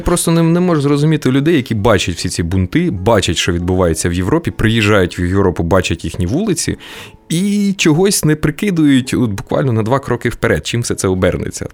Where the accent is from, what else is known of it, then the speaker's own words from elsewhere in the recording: Kryvyi Rih, Dnipropetrovsk Oblast, Ukraine; moved away; Я народився і виріс у Кривому Розі